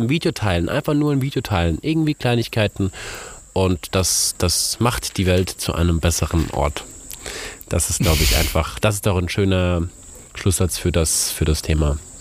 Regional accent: Germany; moved away as an adult; now in Ghana; bei uns in Europa oder jetzt in Deutschland

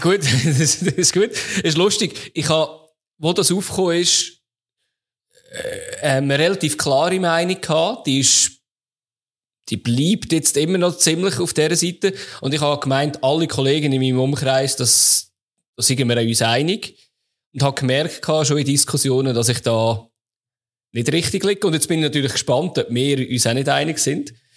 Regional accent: Switzerland; bei uns in der Schweiz

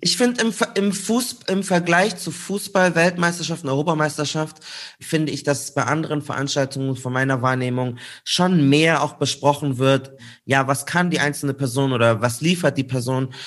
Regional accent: Munich, Bavaria, Germany; bei uns in München

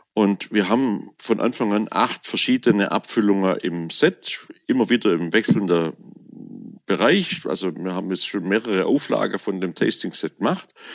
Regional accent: Swabian Alb, Baden-Württemberg, Germany; dann komme ich eben aus dem Schwäbischen Hochland hier

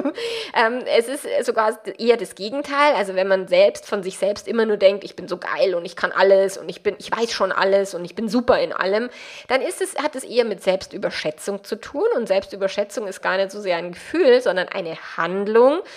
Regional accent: Bavaria, Germany; accent: Bavarian; meinen bayerischen Dialekt

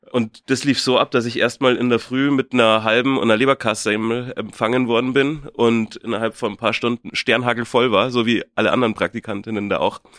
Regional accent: Munich, Bavaria, Germany; ich komme aus München, aus dem Westend, also gar nicht weit weg von hier, ähm, um die Ecke. Gleich neben der Augustiner Brauerei bin ich aufgewachsen.

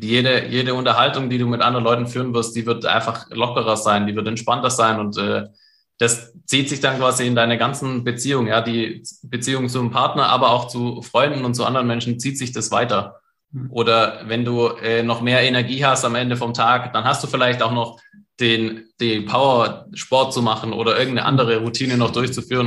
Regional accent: Germany; bei uns in Deutschland

